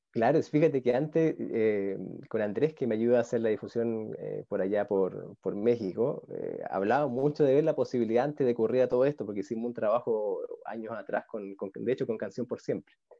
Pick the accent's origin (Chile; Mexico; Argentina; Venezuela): Chile; Talca, Maule; now in Santiago, Chile; la, ciudad que yo soy de Talca, que queda como tres horas al sur de Santiago